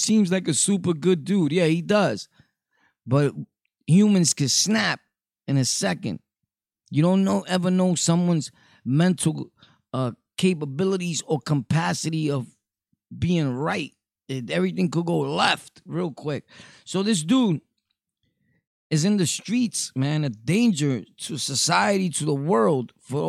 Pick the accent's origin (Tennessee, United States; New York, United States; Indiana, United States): New York, United States; Brooklyn; You know, we're from Brooklyn over here.